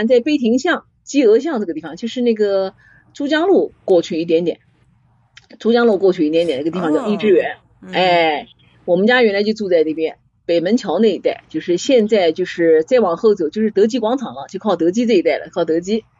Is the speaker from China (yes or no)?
yes; Nanjing, Jiangsu, China; also born or lived in Gaoyou; 我们从小在宣武区长大嘛